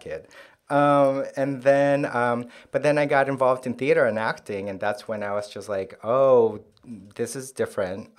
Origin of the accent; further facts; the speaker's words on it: Santiago, Santiago Metropolitan Region, Chile; first language Korean; English is a second language; moved away as an adult; now in New York, United States; I was born in Santiago, uh, and then I lived there um, till I finished high school and moved to New York um, to go to college um, in 2000.